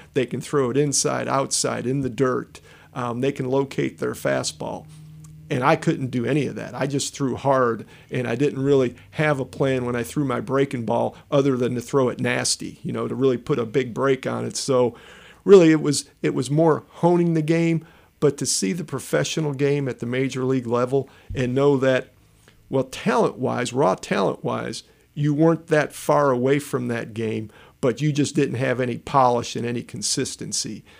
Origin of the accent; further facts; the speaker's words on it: Chicago, Illinois, United States; growing up in Chicago